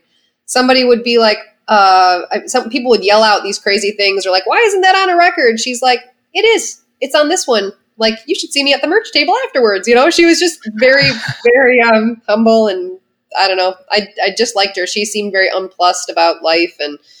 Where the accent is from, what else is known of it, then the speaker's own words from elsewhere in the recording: Midwest, United States; I'm a Midwesterner that was raised to suck it up